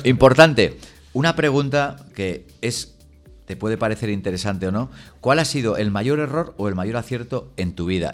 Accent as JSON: {"language": "Spanish", "region": "La Rioja", "country": "Spain", "said": "como riojano que soy"}